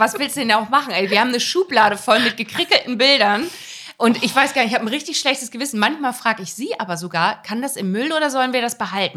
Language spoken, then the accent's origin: German; Germany; now in Hamburg, Germany; in dem Bremer Raum, wo ich herkomme